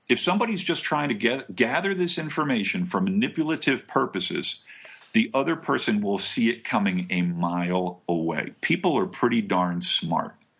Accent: New Jersey, United States; moved away; I'm originally from Jersey

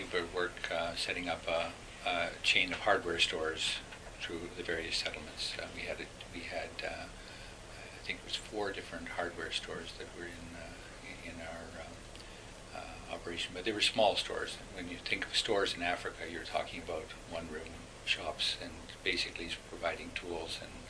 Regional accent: Winnipeg, Manitoba, Canada; And I come from Winnipeg sometimes.

